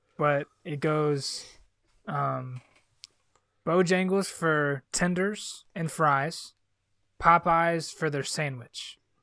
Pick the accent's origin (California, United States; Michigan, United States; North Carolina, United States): North Carolina, United States; Charlotte; I was like really fortunate to grow up in Charlotte